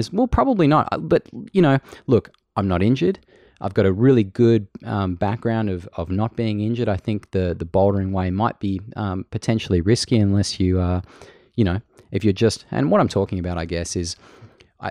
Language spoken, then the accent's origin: English; Australia; accent: Aussie